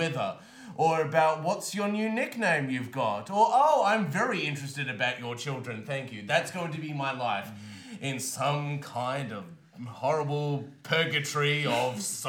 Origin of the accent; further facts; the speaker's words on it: Melbourne, Victoria, Australia; I am from Melbourne.